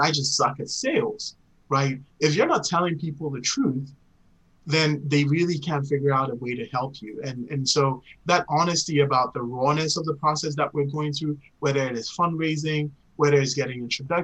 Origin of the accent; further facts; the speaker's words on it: Ghana; moved away; growing up in Ghana